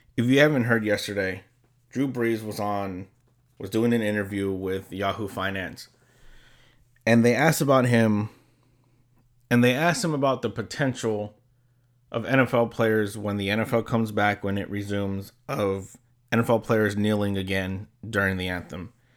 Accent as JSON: {"language": "English", "region": "California", "country": "United States", "said": "I'm from California."}